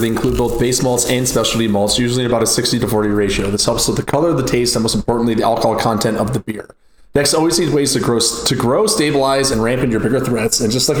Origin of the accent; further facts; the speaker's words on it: Tulsa, Oklahoma, United States; I'm from Tulsa, Oklahoma.